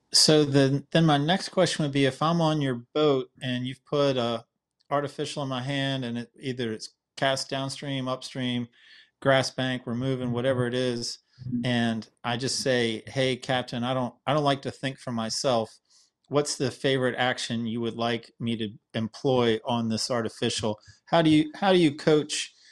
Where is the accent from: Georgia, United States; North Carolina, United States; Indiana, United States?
North Carolina, United States; Wilmington; my hometown in Wilmington